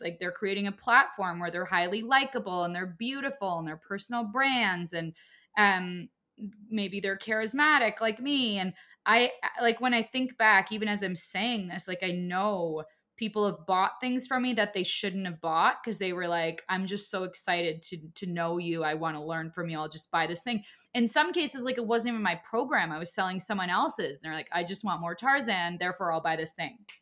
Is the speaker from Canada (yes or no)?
yes; Canada; I'm also Canadian